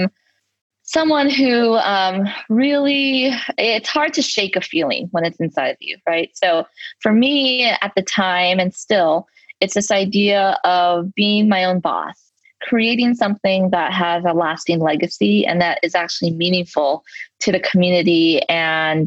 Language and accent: English; Los Angeles, California, United States; I am a native Angeleno. So I am born and raised in Los Angeles, and I'm uniquely still living here.